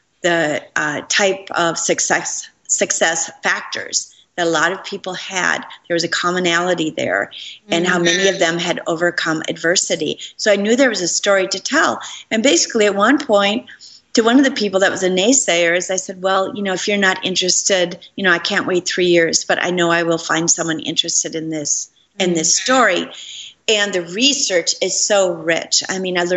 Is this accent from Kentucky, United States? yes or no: no; Minneapolis, Minnesota, United States; moved away; I came to my hometown in Minneapolis